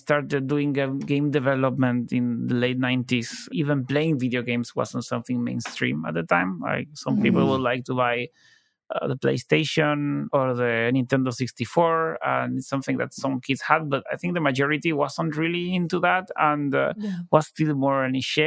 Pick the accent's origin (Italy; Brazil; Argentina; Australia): Argentina; Buenos Aires; I was from Buenos Aires